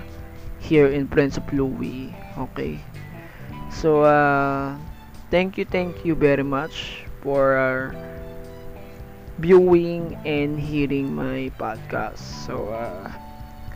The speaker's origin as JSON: {"language": "English", "country": "Philippines", "first_language": "Tagalog", "second_language": "English", "said": "my home country in here in the Philippines"}